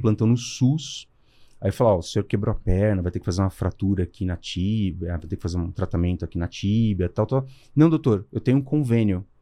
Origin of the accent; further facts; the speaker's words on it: Brazil; a gente era na classe média, morei sempre lá em Santana